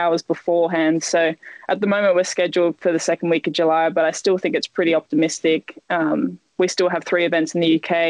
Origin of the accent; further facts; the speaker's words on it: Western Australia, Australia; it's nice to be in WA